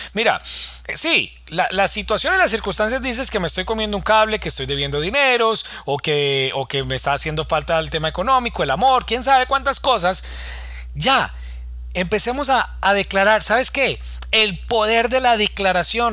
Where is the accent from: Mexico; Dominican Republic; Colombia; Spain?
Colombia; en mi país, en Colombia